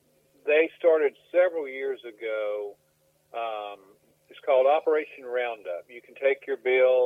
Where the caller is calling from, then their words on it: Newnan, Georgia, United States; I'm in Newnan, Georgia, just southwest of Atlanta.